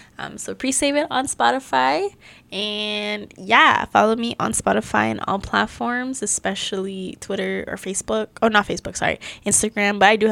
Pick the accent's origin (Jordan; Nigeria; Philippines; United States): Philippines; I am Filipino.